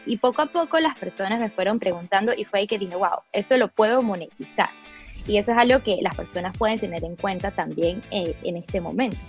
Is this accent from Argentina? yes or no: no; Venezuela; Spanish is a second language; moved away; also born or lived in Brazil / United States; de pequeña me mudé de Brasil, de hecho, a Venezuela con mis padres.